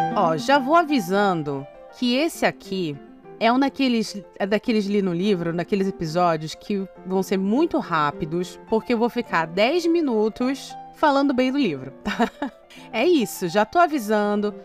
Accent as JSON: {"language": "Portuguese", "region": "North Region", "country": "Brazil", "tie": "born or raised there", "also_born_or_lived": "Northeast Brazil / São Paulo", "moved": "yes", "said": "como uma mulher brasileira nascida no norte que tem vivência no Nordeste"}